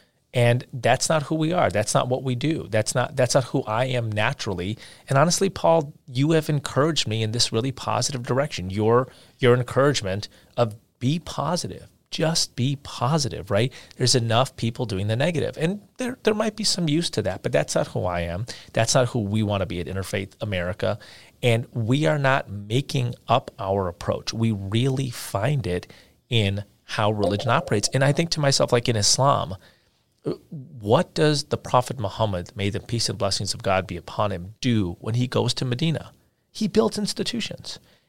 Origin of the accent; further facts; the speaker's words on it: India; you know, I'm from India and I've spent months there over the course of my life